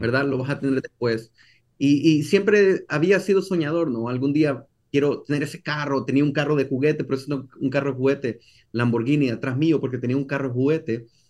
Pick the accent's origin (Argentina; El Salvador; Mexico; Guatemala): El Salvador; moved away as an adult; now in United States; yo soy de El Salvador y crecí en El Salvador. Yo crecí toda mi vida en El Salvador hasta los 22, 23 años.